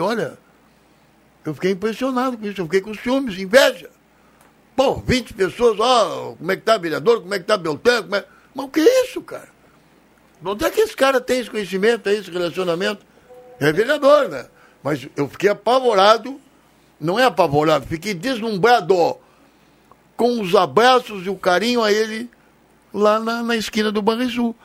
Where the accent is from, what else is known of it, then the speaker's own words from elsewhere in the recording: Brazil; esse país, que eu vivo aqui, sou brasileiro